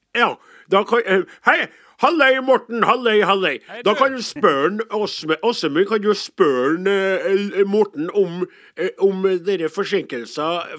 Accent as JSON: {"language": "Norwegian", "area": "Namdalen", "region": "Trøndelag", "country": "Norway", "said": "jeg er fra Namdalslandet i Nord-Trøndelag"}